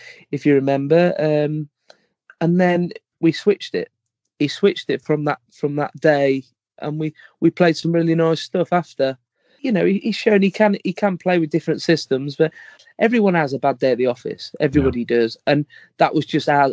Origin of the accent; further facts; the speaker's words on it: England, United Kingdom; we're English